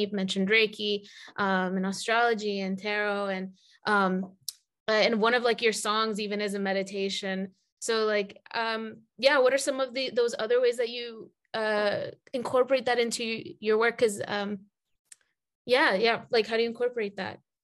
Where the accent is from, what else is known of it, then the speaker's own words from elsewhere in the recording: Atlanta, Georgia, United States; I grew up in Atlanta